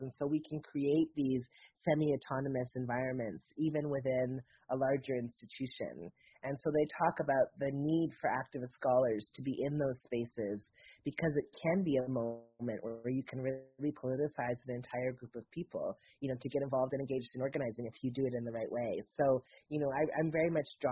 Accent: the South, United States; I'm from the South

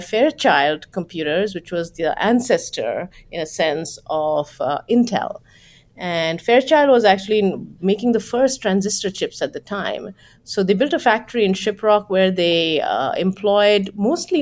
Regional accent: West Bengal, India; moved away; And when I was growing up in Bengal in India

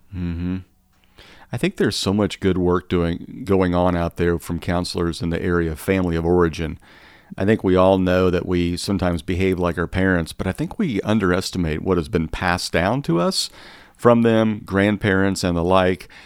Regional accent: Midwest, United States; much of the food I grew up on in the Midwest

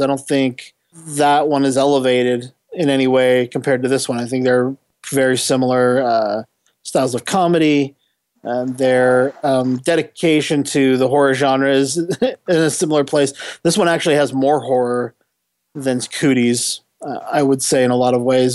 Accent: San Diego, California, United States; I grew up in San Diego for a, uh-huh. a big portion of my childhood

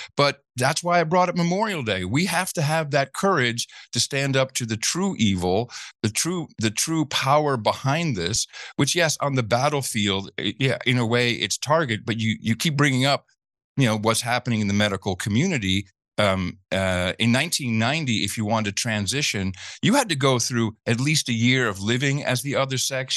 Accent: Netherlands; moved away; I grew up in the Netherlands

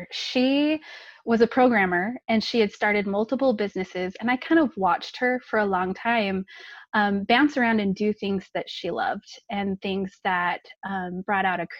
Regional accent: California, United States; now in Utah, United States; I grew up in California, nice and warm weather.

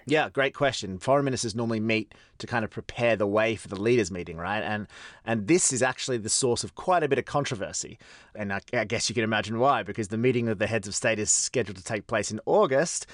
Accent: Australia; moved away; Anthony Albanese, my home country's prime minister

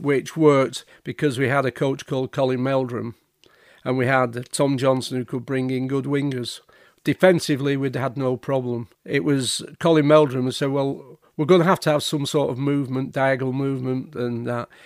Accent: Altrincham, North West England, United Kingdom; also born or lived in Lymm; I was at school in Lim, so I was coming home from Lim to Altrium

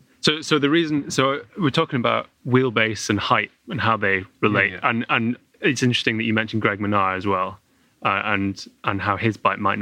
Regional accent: United Kingdom; we're British

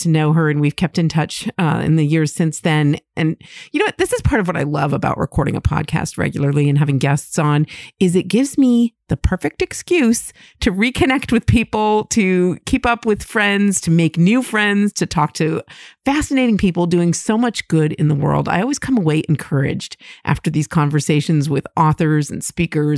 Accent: New Hampshire, United States; I grew up in New Hampshire.

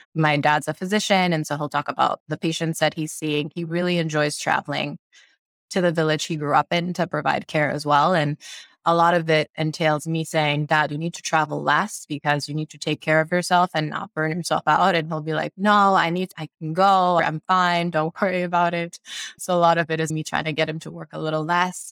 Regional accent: Sierra Leone; now in United States; I grew up in Sierra Leone, West Africa, and moved to the US

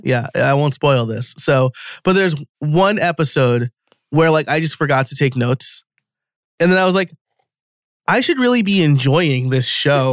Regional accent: New York, United States; moved away as an adult; now in outside Philadelphia, United States; I am from New York, an hour north of the city, which is not upstate

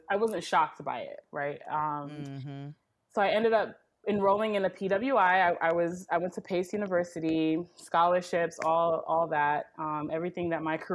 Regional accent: New York, United States; I am a first generation American, born and raised in New York. Uh, to a Trinidadian family.

